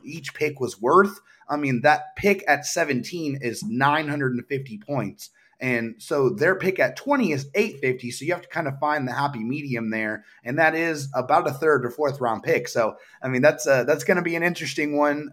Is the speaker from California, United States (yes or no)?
yes; San Diego, California, United States; I am from San Diego, born and raised